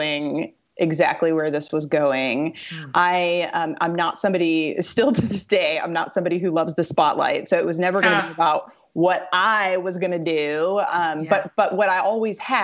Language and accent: English; Missouri, United States; I'm a Midwestern girl. I was born and raised in Missouri